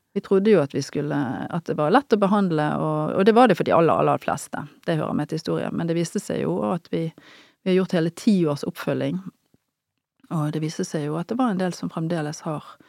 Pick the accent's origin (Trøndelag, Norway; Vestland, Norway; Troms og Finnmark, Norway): Vestland, Norway; Bergen; moved away as an adult; also born or lived in Trondheim / Northern Norway / United States / Levanger; jeg er jo bergenser av opprinnelse, da, som du hører, og jobber jo nå i Bergen. Jeg har vokst opp på Nordnes